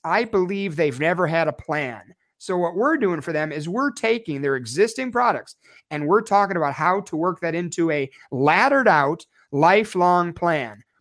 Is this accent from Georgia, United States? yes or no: no; Chicago, Illinois, United States; moved away as an adult; now in Snowflake, United States; I'm born and raised in Chicago. I lived there for twenty-three years